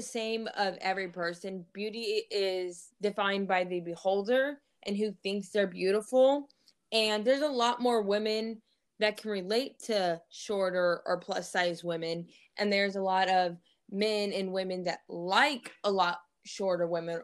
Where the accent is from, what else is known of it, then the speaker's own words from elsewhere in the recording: Missouri, United States; also born or lived in Fort Bragg, North Carolina; I'm actually from Missouri.